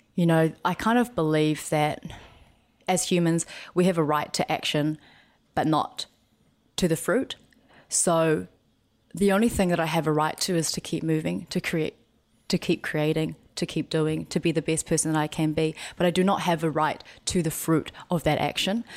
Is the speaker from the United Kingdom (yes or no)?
no; New Zealand; growing up in New Zealand